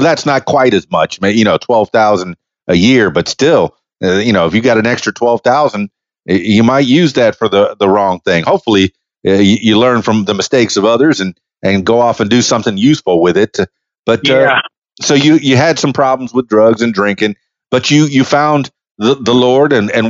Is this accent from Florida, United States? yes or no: yes; Miami, Florida, United States; I know I grew up in Miami, South Florida, real close to Homestead Air Force Base